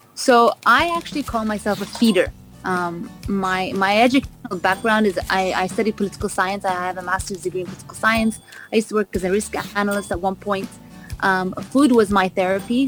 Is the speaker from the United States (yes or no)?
no; Vancouver, British Columbia, Canada; also born or lived in London; now in Dubai, United Arab Emirates; I was born in London. I was raised in Vancouver